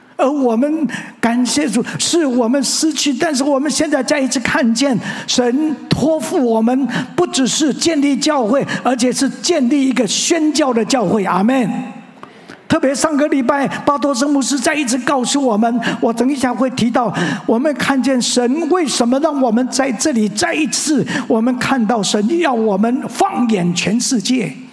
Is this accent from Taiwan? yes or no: yes; Tianzhong, Changhua County, Taiwan; moved away as an adult; now in Taipei, Taiwan; 一直到我高中毕业，我在彰化田中长老会